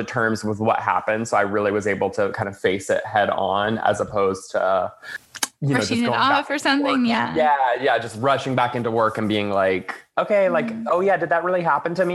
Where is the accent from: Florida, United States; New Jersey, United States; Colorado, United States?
Florida, United States; moved away as an adult; now in Los Angeles, United States; I grew up in Florida, and eventually I moved to Los Angeles